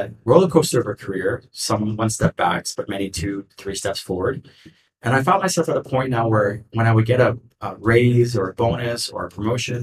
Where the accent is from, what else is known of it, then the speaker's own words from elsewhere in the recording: United States; also born or lived in New York City; I was born in the States